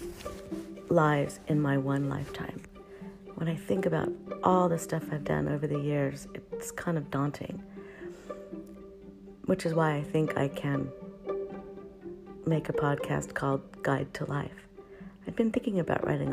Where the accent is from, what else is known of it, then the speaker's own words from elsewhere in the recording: Oxnard, California, United States; We were growing up in Oxnard, California